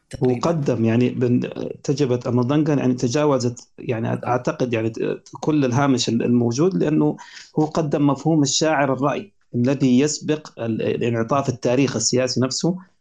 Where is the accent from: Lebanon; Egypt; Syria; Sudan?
Sudan; عندنا في السودان